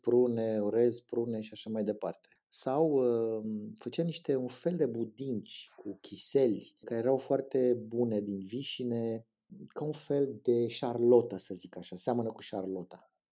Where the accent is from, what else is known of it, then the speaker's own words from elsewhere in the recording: Bucharest, Romania; m-am născut în Rahova, dar la patru ani ne-am mutat în drumul taberii